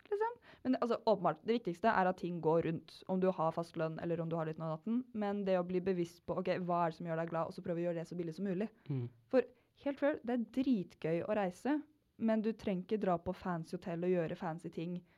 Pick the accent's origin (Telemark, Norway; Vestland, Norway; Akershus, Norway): Telemark, Norway; Kragerø; moved away; begge vi er fra Kragerø.